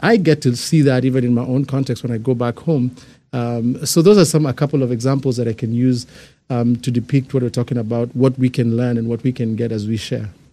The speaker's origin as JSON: {"language": "English", "country": "Kenya", "tie": "born or raised there", "moved": "yes", "said": "I'm, I'm born and raised in Kenya"}